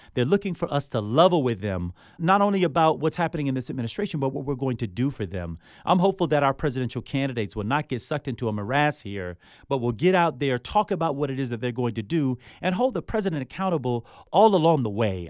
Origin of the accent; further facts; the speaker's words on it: Miami, Florida, United States; growing up where I grew up, I mean, I'm from Miami